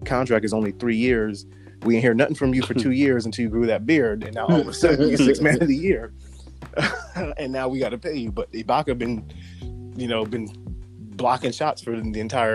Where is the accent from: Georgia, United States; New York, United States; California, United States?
New York, United States; New York City; We grew up in New York City